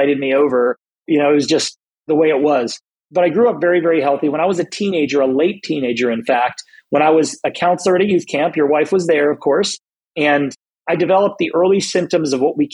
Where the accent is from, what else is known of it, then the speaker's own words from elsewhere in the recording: South Florida, United States; moved away as an adult; also born or lived in Southern California; I moved from South Florida, where I was raised, to Southern California